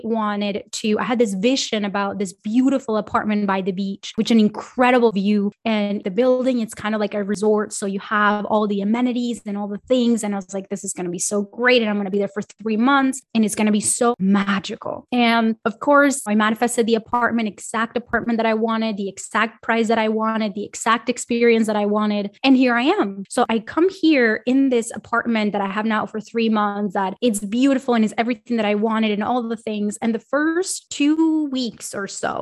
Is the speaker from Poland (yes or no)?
no; Colombia; also born or lived in Miami, United States / Los Angeles, United States; now in Sweden; I'm from Colombia and I lived in Miami and I lived